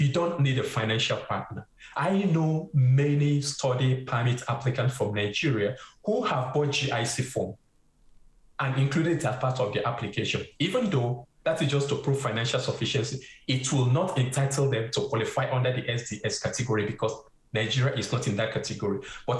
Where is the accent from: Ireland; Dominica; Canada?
Canada; and I'm saying this as a Canadian, does not really represent who we are as a Canadian.